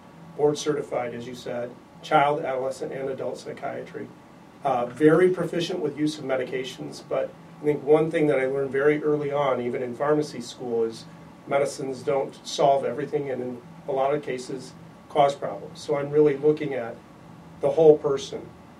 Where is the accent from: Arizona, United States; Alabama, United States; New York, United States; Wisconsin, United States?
Arizona, United States; moved away as an adult; now in Illinois, United States; I grew up in Arizona